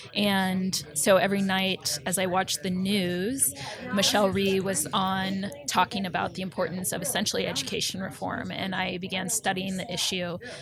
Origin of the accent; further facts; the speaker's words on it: Omaha, Nebraska, United States; moved away as an adult; also born or lived in New Orleans / Northern Virginia; I went back to my hometown of Omaha